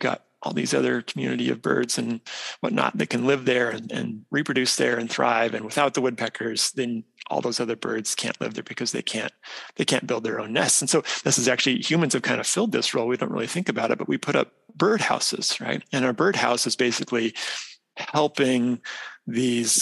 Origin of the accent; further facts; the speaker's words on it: Idaho, United States; moved away as an adult; also born or lived in South Dakota; now in Minnesota, United States; So I grew up in the Western U.S. I'm from Idaho originally